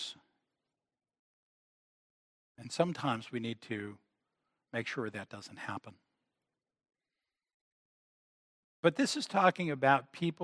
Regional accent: United States; as Americans

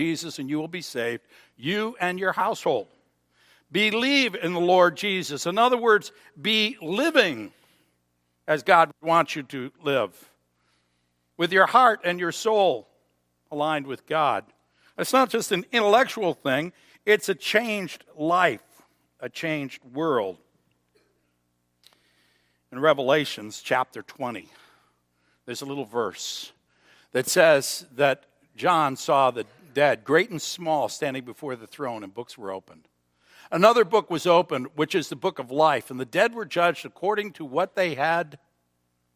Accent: United States; I'm an American. I belong to the United States of America

